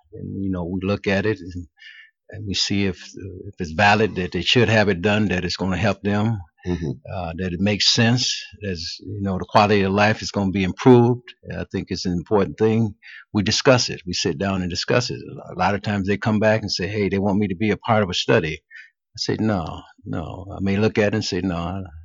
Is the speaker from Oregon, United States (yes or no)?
no; Cleveland, Ohio, United States; I was born and raised in Cleveland